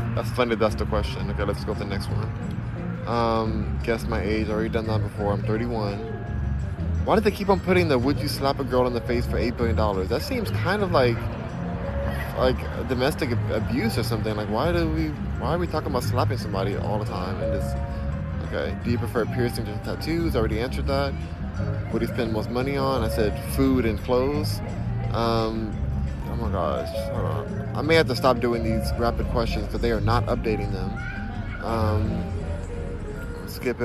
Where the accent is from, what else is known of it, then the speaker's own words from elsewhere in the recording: Los Angeles, California, United States; also born or lived in Diamond Bar, California; I'm from Los Angeles, California. Born in Diamond Bar which is in Los Angeles